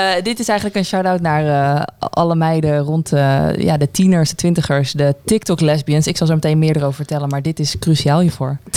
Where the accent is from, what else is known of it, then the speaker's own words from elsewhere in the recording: Zundert, North Brabant, Netherlands; Ik kom zelf uit Zundert